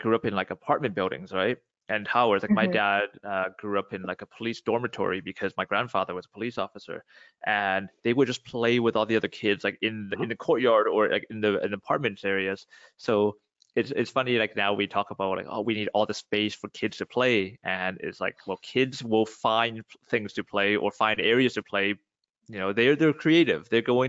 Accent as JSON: {"language": "English", "country": "Canada", "tie": "born or raised there", "said": "for me being Chinese, like growing up in Canada, Western culture, there's the adjustments to local traditions, and then also my family having Chinese traditions that others may not understand."}